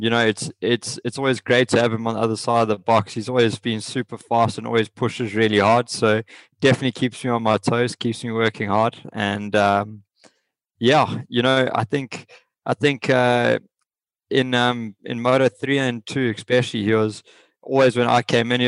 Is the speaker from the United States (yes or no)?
no; South Africa; moved away; the only ones from our country